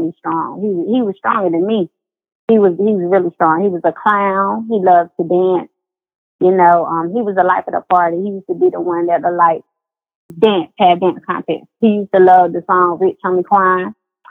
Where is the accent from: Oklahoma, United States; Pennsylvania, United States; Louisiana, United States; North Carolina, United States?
North Carolina, United States; I'm from North Carolina